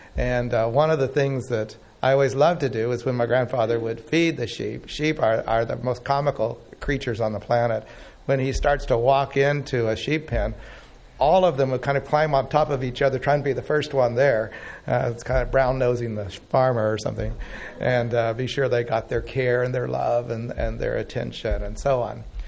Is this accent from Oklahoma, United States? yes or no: yes; Oklahoma, United States; I grew up in Oklahoma